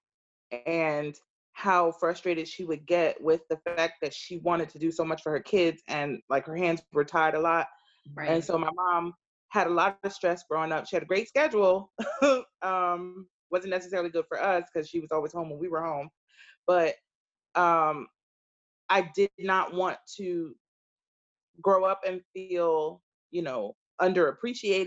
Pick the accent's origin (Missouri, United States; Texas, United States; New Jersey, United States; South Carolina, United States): New Jersey, United States; Brick City, North; Born and raised in New Jersey, North New Jersey. And at Brick City